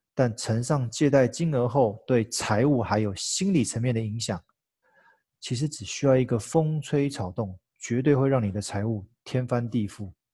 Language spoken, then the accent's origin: Chinese; Taiwan; 再次展现我们台湾人引以为傲、强大的一窝蜂行为